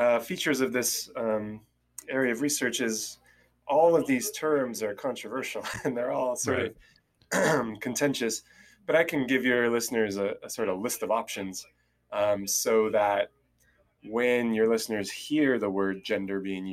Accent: Southern California, United States; I'm originally from Southern California, and that's where I live now

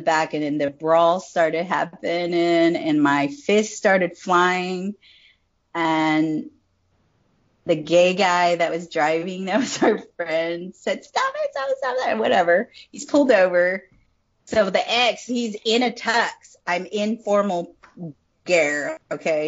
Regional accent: Hanford, California, United States; moved away as an adult; also born or lived in Ventura, California / Hawaii / Arlington; I'm from California. I grew up there, you know, all my life. It's a little town called Hanford, California.

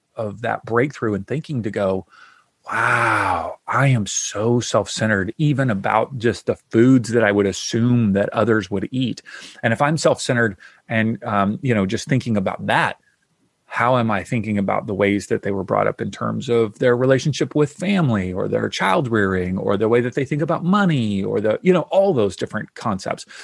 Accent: Kentucky, United States; now in Southern California, United States; I grew up in the South in Kentucky and so I grew up with, you know, lots of Southern food

